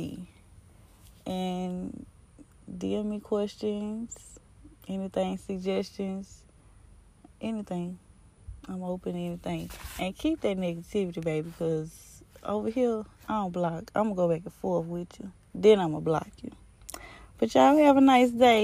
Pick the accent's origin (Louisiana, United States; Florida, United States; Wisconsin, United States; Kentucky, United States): Louisiana, United States; Baton Rouge; we're from Baton Rouge, Louisiana